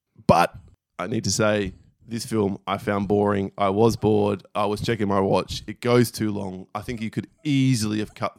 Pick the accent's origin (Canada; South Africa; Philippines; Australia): Australia; We're Australian. We should know. We don't.